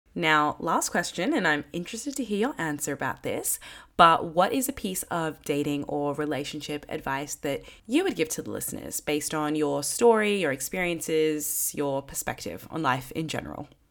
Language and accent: English; Australia; I was from Australia.